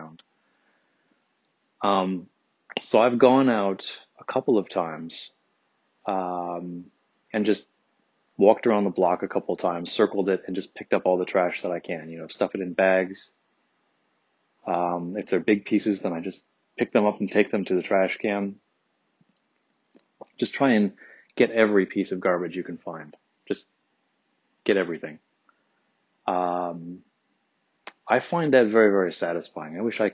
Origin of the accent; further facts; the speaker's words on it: Midwest, United States; now in San Francisco, United States; I'm from the Midwest